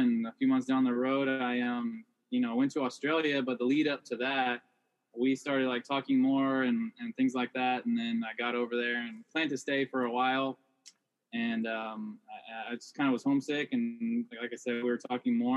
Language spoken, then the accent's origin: English; Texas, United States; moved away; So we're both from Texas, and we were working at a burger place in Austin, Texas.